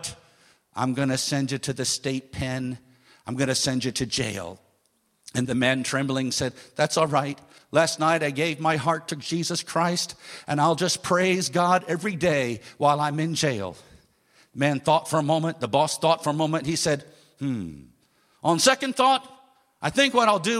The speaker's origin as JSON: {"language": "English", "country": "United States", "tie": "born or raised there", "said": "my home state in America"}